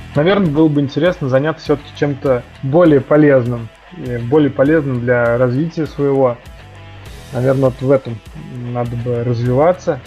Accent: Penza, Penza Oblast, Russia; я родился в Пензе

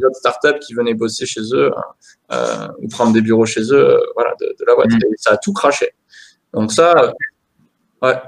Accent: the South-West, south-west France, France; chez nous dans le Sud-Ouest

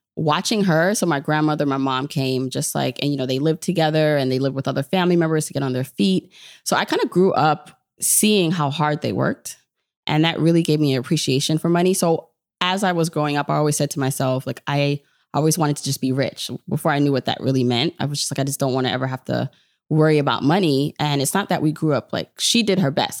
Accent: New York City, New York, United States; also born or lived in Jamaica; I am New York all the way, even though, so I'm, but I'm Jamaican, so I was born in Jamaica

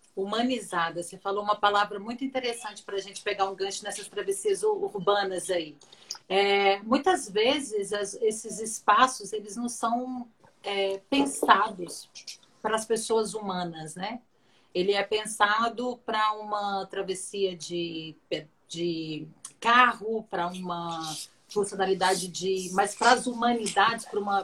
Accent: Minas Gerais, Brazil; eu sou mineiro

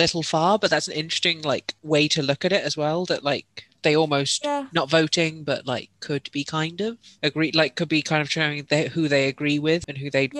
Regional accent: Surrey, South East England, United Kingdom; I grew up in Surrey

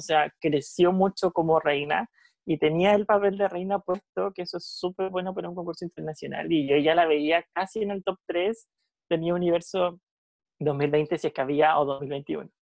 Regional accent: Casablanca, Valparaíso, Chile; yo soy de Casablanca, súper cercano al Paraíso y Viña

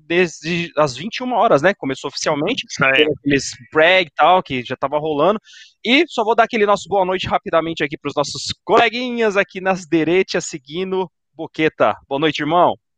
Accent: Brazil; Sou brasileiro

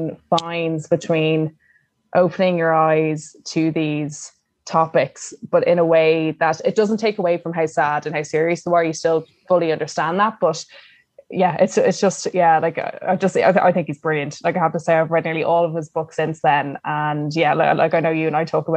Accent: Ireland; we're very uncomfortable with feelings as Irish people

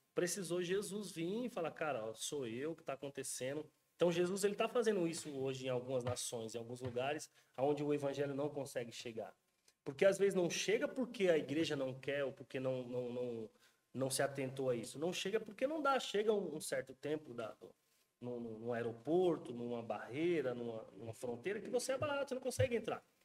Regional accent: Brazil; nós que somos brasileiros

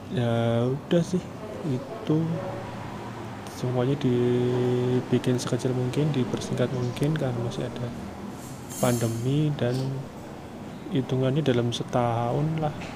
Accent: Surakarta, Central Java, Indonesia; moved away; also born or lived in Bekasi; saya orang Solo kan aslinya

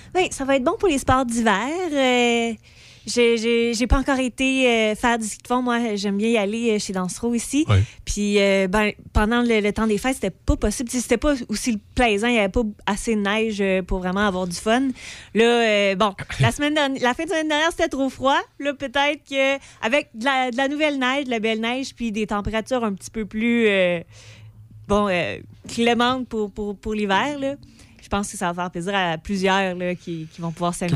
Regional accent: Pont-Rouge, Quebec, Canada; je viens d'une petite place. Je viens de Pont-Rouge.

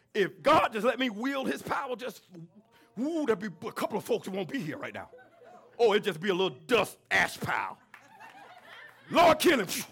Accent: the South, United States; I'm from the South.

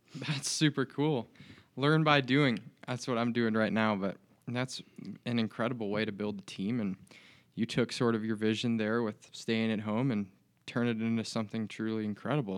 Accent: Des Moines, Iowa, United States; now in Bozeman, United States; from Des Moines, Iowa

